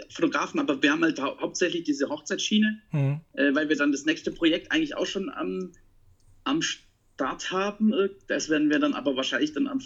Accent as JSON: {"language": "German", "region": "Baden-Württemberg", "country": "Germany", "said": "Ich bin Schwabe. und als Schwabe ist man Pfennigwuchser."}